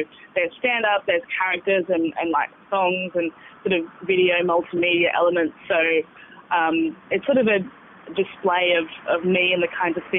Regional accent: Sydney, New South Wales, Australia; born there; now in Bathurst, Australia; I was born in Sydney and we sort of moved around a bit.

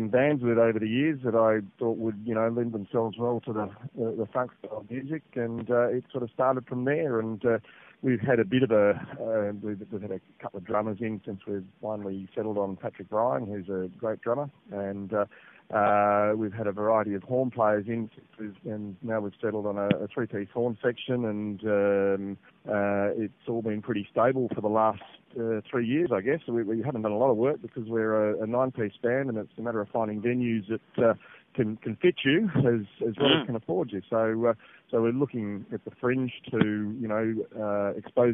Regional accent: Sydney, New South Wales, Australia; moved away as an adult; now in Adelaide, Australia; I'm originally from Sydney, but moving to Adelaide about 20 years ago

